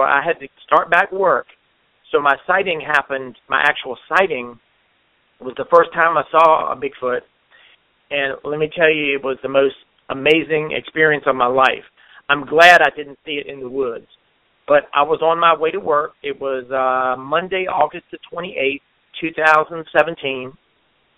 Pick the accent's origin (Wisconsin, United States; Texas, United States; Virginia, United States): Virginia, United States; moved away as an adult; now in North Carolina, United States; I'm originally from Virginia, and I moved to North Carolina, I think, back in maybe 2010.